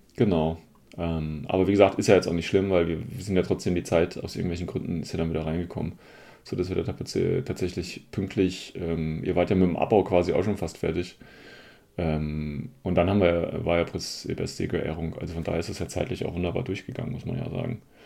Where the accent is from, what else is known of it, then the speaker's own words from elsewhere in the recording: Hesse, Germany; ich als Hesse